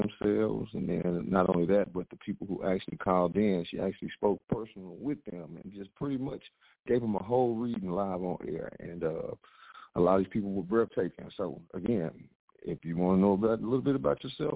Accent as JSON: {"language": "English", "town": "Mineola", "region": "Texas", "country": "United States", "said": "I'm not from Dallas. I'm from Mineola, Texas, baby. East Texas, 903"}